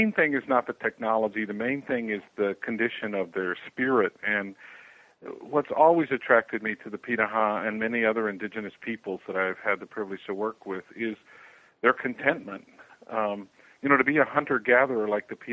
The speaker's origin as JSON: {"language": "English", "country": "United States", "tie": "born or raised there", "also_born_or_lived": "Amazon, Brazil", "moved": "as an adult", "said": "I was raised in American culture, so from that perspective, you know, I am an American"}